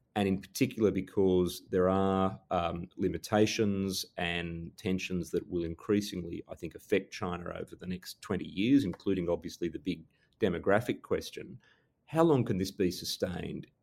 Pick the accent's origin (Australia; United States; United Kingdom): Australia; as an Australian